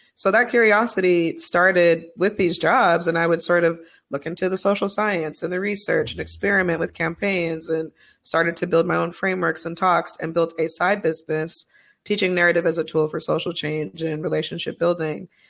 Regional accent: Utah, United States; I was raised in Utah

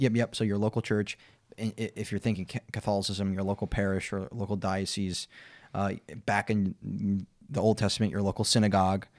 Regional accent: Minnesota, United States; I'm from Minnesota

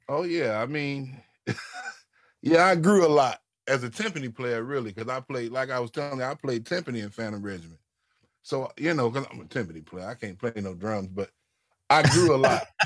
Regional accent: St. Louis, Missouri, United States; growing up in St. Louis

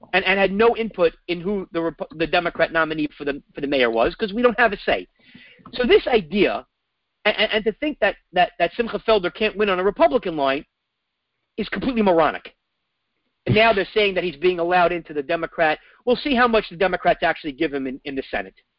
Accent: New York City, New York, United States; I grew up in New York City with homelessness everywhere.

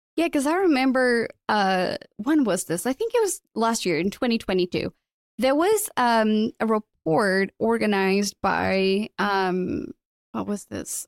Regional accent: Portugal; moved away as an adult; also born or lived in London; I'm originally from Portugal. I left, uh, Portugal when I was twenty-one after, you know, graduating and working in radio. I moved to London.

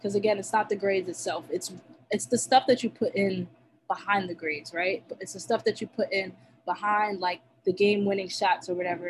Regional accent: Nigeria; I mean, being Nigerian, you know, they instilled that you have to get your stuff done, right?

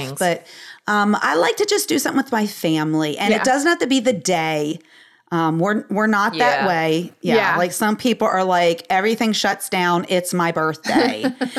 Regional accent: Pennsylvania, United States; and I showed them all the different places I grew up in because I grew up in Pennsylvania.

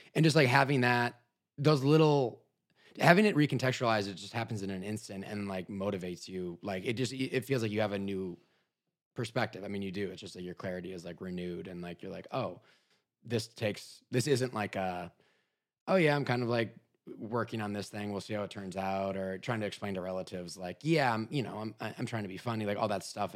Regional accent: Minnesota, United States; moved away as an adult; also born or lived in Chicago; originally I'm from Minnesota

